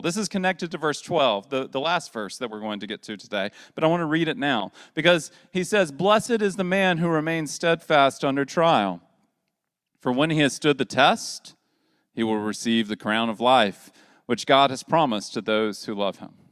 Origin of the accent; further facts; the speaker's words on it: the South, United States; as a Southerner